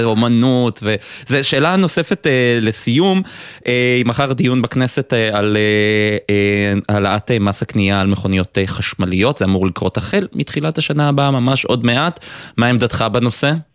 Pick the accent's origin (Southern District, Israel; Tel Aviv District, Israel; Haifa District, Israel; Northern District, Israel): Haifa District, Israel; Haifa; אני גדלתי במכבסה, לאבא שלי יש מכבסה אה, בחיפה